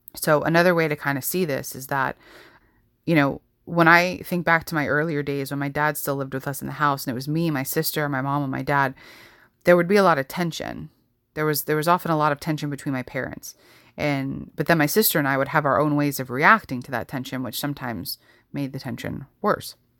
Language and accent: English; New York, United States; growing up in New York